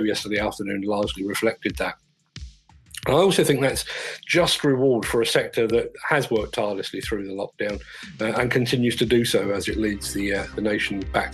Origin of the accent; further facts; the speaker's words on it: London, United Kingdom; when I was a child growing up in South London